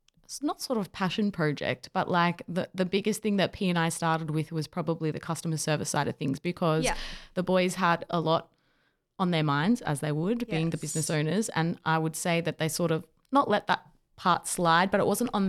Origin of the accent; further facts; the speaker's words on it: Victoria, Australia; we're from Victoria, by the way. So we had the full-on lockdowns.